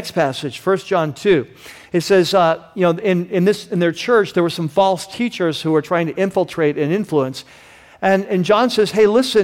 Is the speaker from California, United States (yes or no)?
yes; Vista, California, United States; I grew up in Vista